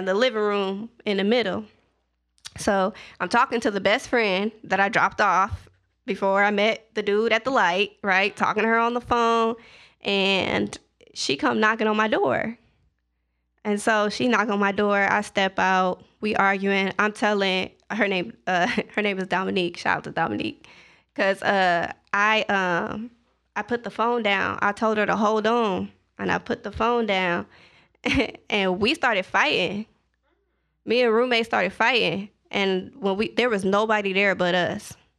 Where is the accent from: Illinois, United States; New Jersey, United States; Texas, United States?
Illinois, United States; Zion; moved away as an adult; also born or lived in Edwardsville, Illinois / Atlanta, Georgia; I am from Zion, Illinois